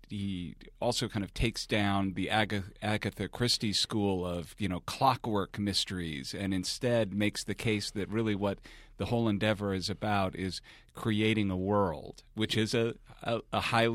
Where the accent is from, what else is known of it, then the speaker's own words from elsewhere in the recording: Phoenix, Arizona, United States; Yeah, I grew up in Phoenix, Arizona, and that has not been as prolific a site for mystery novels.